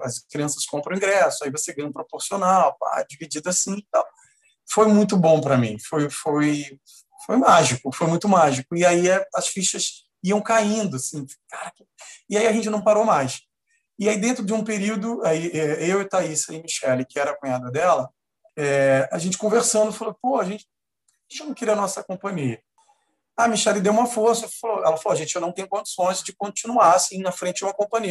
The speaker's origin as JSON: {"language": "Portuguese", "town": "Mesquita", "region": "Rio de Janeiro", "country": "Brazil", "tie": "born or raised there", "said": "eu sou nascido e criado na Baixada Fluminense, exatamente em Mesquita, aqui no Rio de Janeiro"}